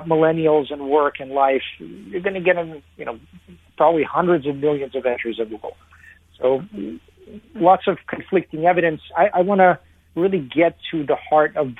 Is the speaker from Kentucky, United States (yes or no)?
yes; Lexington, Kentucky, United States; also born or lived in Moscow, Russia; I was a Russian kid growing up in Kentucky, of all places